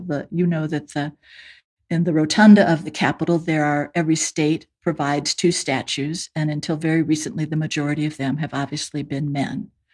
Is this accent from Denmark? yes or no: no; United States; speaking as an American